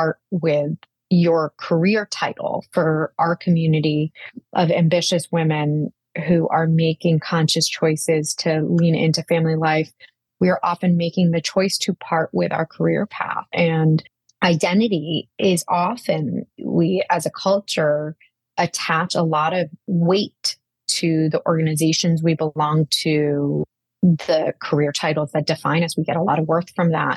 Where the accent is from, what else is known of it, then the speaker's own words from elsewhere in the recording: a very small town outside of Boston, Massachusetts, United States; also born or lived in India / Manhattan, New York; now in New York, United States; I was born in India and moved to America when I was three. My high school life was really shaped by trying to fit in a very small town outside of Boston